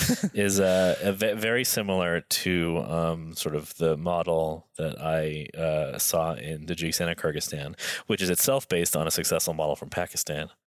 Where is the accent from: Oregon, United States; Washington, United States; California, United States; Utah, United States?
California, United States; Los Angeles; I, I grew up in Los Angeles as, as sort of as, as urban, a lifestyle as you can have.